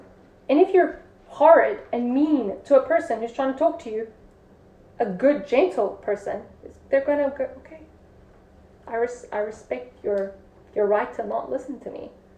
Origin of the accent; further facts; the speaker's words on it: England, United Kingdom; I'm saying they don't like me because I'm English.